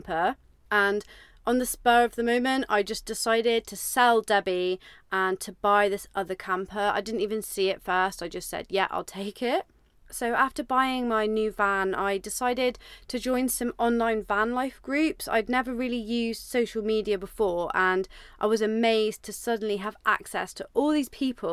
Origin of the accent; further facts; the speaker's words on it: Devon, South West England, United Kingdom; I'm from Devon in the UK.